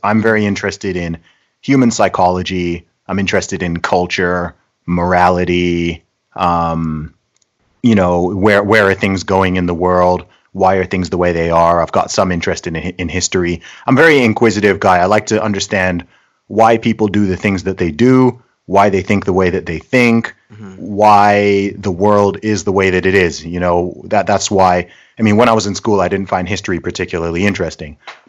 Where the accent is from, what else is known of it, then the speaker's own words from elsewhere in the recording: Saudi Arabia; accent: hybrid; also born or lived in United Kingdom; I am British by nationality. Nice. I was born in the UK, but when I was 1 year old, I actually moved to Saudi Arabia.